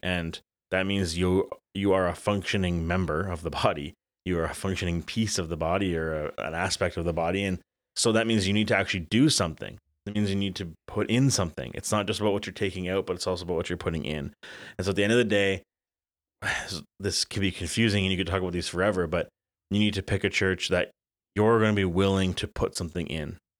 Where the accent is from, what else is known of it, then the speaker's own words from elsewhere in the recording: Elmira, Ontario, Canada; growing up in Elmira